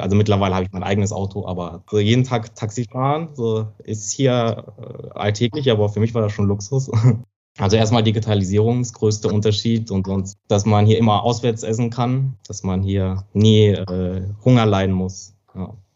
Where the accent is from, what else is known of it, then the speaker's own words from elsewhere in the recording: Germany; accent: German accent; moved away as an adult; now in China; ist deutscher Akzent, also hat deutscher, deutsches Mandarin sozusagen